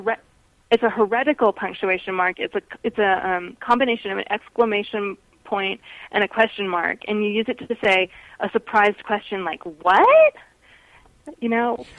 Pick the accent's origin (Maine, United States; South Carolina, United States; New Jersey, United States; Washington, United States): Washington, United States; Seattle; now in Reno, United States; I grew up in Seattle, but I live in Reno, Nevada now